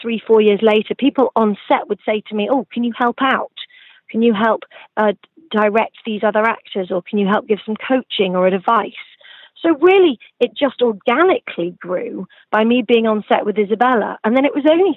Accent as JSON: {"language": "English", "region": "the centre of England", "country": "United Kingdom", "tie": "born or raised there", "also_born_or_lived": "Suffolk, England / Nottingham", "moved": "as an adult", "lives_now": "Los Angeles, United States", "said": "I was moved to the center of England, where I lived most of my life, attending school"}